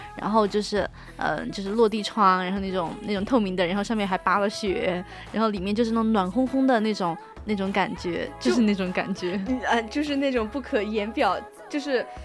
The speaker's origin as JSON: {"language": "Chinese", "country": "China", "said": "像我们中国人这种猎奇，然后对新鲜事物的一个好奇心态"}